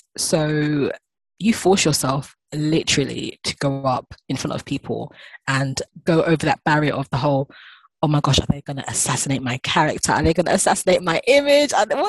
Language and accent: English; Ghana; being Ghanaian. Got two passports, a British passport and a Ghanaian passport. And I love being African and I love traveling back home